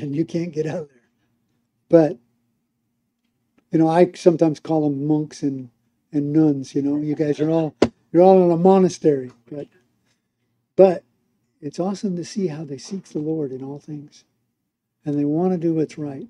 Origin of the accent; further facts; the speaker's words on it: United States; moved away as an adult; now in Mexico; as an American